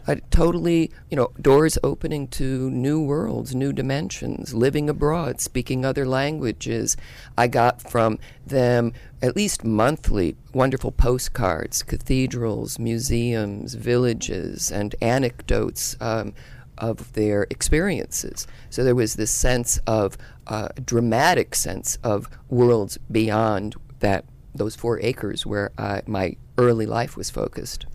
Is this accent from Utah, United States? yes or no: no; Yalesville, Connecticut, United States; Yalesville, Connecticut, very rural part of Connecticut